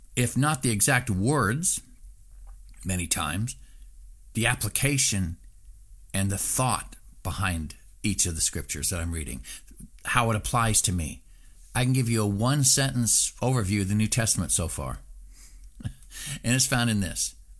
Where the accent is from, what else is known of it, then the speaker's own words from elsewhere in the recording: Southeast Alaska, United States; when I was growing up in Southeast Alaska